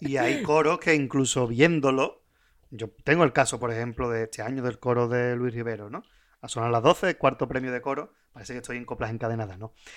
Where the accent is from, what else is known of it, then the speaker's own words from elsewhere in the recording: Puerto Real, Andalusia, Spain; yo soy de Puerto Real